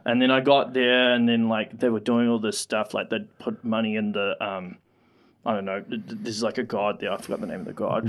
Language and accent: English; Auckland, New Zealand; moved away; I grew up in Auckland, right? And obviously in West Auckland